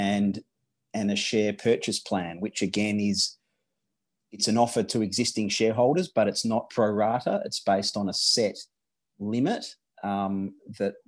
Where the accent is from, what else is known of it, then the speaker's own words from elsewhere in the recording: Western Australia, Australia; I grew up in Western Australia